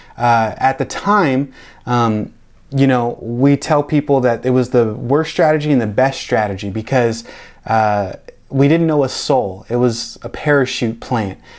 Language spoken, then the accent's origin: English; Tacoma, Washington, United States; moved away as an adult; also born or lived in Olympia, Washington; now in Delray Beach, United States; I was born and raised in Tacoma, um, that's outside of Seattle